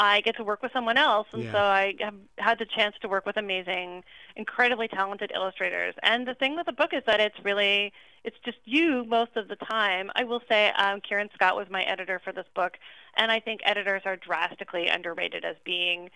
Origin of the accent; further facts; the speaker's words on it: Canada; I am a Canadian